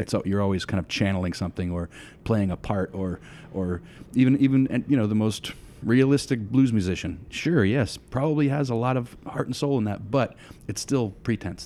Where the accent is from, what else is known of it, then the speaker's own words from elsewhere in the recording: Litchfield, New Hampshire, United States; also born or lived in Hudson, New Hampshire; I grew up in, uh, southern New Hampshire